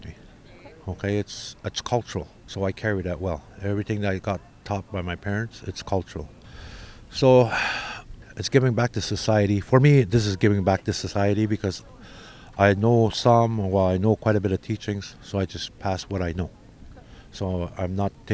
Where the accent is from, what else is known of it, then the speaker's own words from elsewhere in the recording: Wikwemikong, Ontario, Canada; I am from Wequemacon, Ontario, Canada